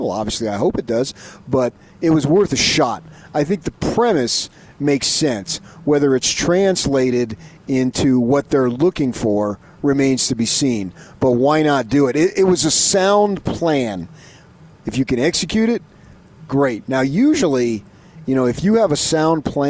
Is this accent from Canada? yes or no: no; Arizona, United States; my home state in Arizona